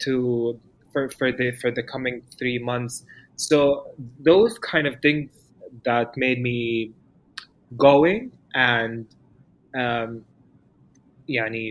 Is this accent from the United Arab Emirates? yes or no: yes; Dubai, United Arab Emirates; moved away as an adult; now in Amman, Jordan; I come from Dubai and I was born and raised in Dubai for 26 years and I lived there